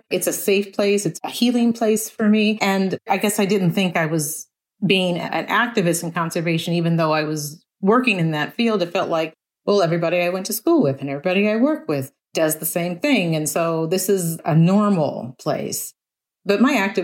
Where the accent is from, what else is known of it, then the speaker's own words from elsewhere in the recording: Ohio, United States; moved away as an adult; now in Lincoln, United States; I'm originally from the other end of the Midwest. I'm from Ohio. And so I grew up thinking that I lived in the Midwest in Ohio.